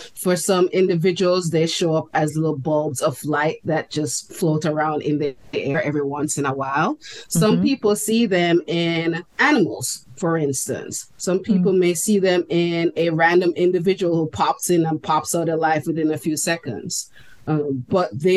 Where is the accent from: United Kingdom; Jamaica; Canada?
Jamaica; moved away; growing up in Jamaica, we get a lot of ghost stories as children